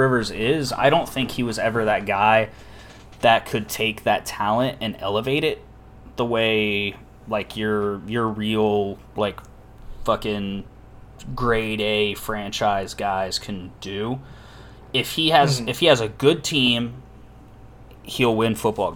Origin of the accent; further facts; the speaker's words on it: United States; I'm American